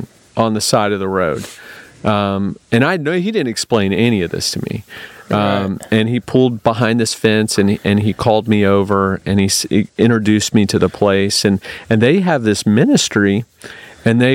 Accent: United States; I'm from America

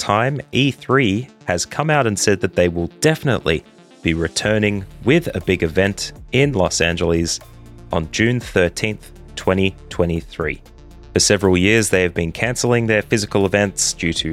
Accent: Australia; an Australian who lives in Australia

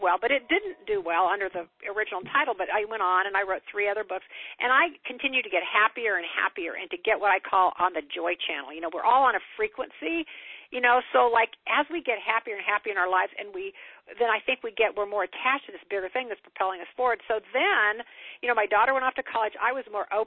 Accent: Kansas, United States; I'm from Kansas, small town in Kansas

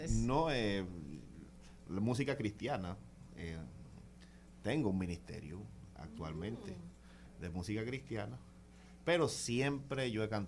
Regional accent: Constanza, La Vega, Dominican Republic; born there; O sea, yo nací en Constanza.

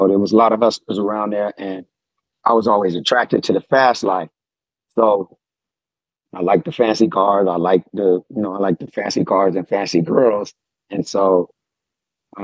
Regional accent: San Diego, California, United States; I grew up in Southeast San Diego, California, 619.

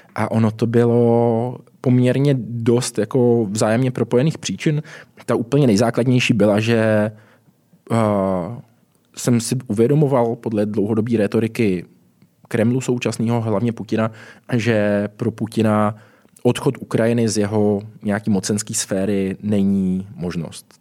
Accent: Brno, South Moravian Region, Czechia; now in Prague, Czech Republic; jsem teď v Praze žiju, původně jsem z Brna

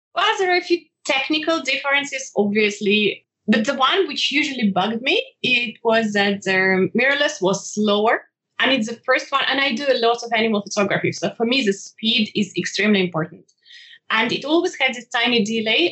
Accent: Ukraine; now in Switzerland; I'm originally from Ukraine and uh, I'm currently living in Switzerland

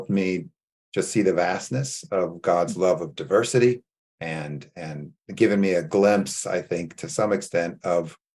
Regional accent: California, United States; moved away as an adult; also born or lived in Beirut, Lebanon; I grew up in California

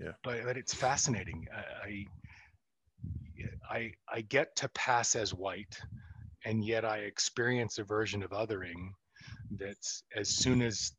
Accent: Atlanta, Georgia, United States; also born or lived in Philadelphia; it was 20 miles from where the Ku Klux Klan was reconstituted in 1898. So I grew up in a city where, as cosmopolitan and modern as it fancied itself, people would find out I was Jewish

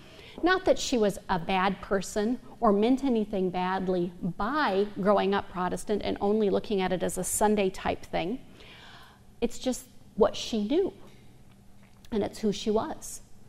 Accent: Ann Arbor, Michigan, United States; I was born in Ann Arbor, Michigan.

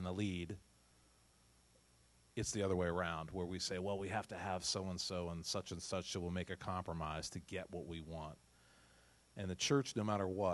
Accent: New England, United States; So we're from New England.

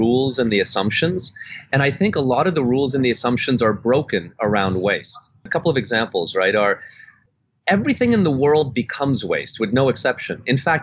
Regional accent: Canada; born or raised there; also born or lived in Budapest, Hungary / Germany / Netherlands

